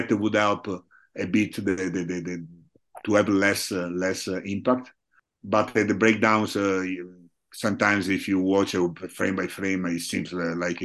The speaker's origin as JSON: {"language": "English", "town": "Rovigo", "region": "Veneto", "country": "Italy", "second_language": "English", "moved": "as an adult", "lives_now": "Treviso, Italy", "said": "I'm originally from Rovigo. Now I live in Treviso, but originally from Rovigo"}